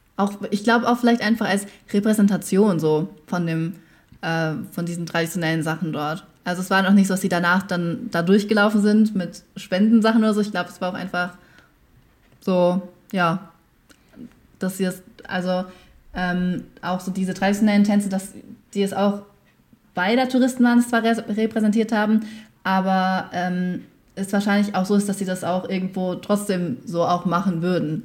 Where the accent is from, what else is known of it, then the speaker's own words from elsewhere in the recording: Germany; also born or lived in Vietnam; ich wohne in Deutschland, ich lebe in Deutschland, also ich, das ist so meine Heimat